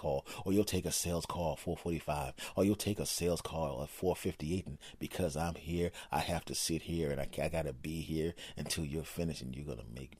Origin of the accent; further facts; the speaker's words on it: Philadelphia, Pennsylvania, United States; moved away; I was originally from Philadelphia